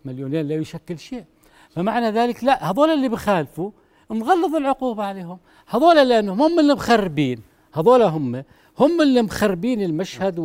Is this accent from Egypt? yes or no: no; Jordan; عندنا في الاردن